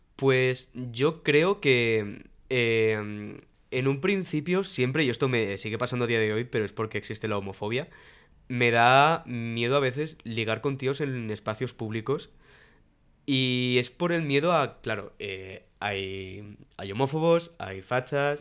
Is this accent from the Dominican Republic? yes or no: no; Alicante, Valencian Community, Spain; moved away as an adult; now in Madrid, Spain; cuando llegué a Madrid, porque yo soy de Alicante